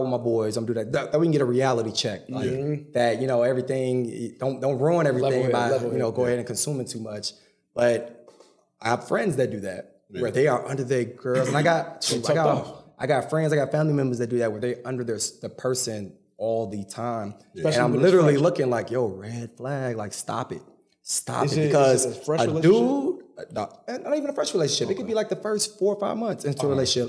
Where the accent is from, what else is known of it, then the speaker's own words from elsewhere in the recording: Chicago, Illinois, United States; also born or lived in Michigan; I'm from Chicago, but I was living in Michigan at the time